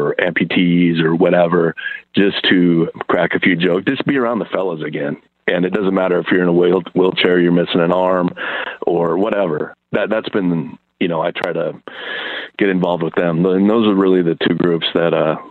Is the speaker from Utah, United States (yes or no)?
no; Idaho, United States; I'm a kid from Idaho.